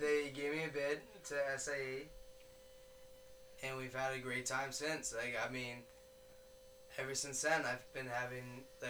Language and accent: English; Massachusetts, United States; I'm also from Massachusetts.